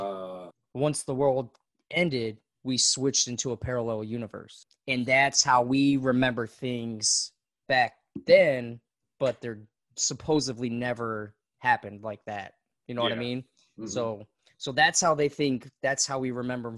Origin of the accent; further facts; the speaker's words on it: Tennessee, United States; We're from Tennessee